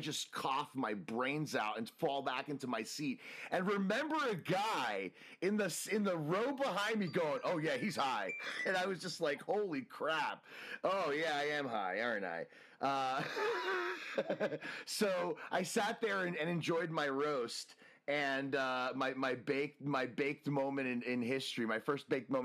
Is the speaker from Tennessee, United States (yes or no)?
no; New Jersey, United States; also born or lived in Washington, District of Columbia, United States; now in California, United States; I grew up in New Jersey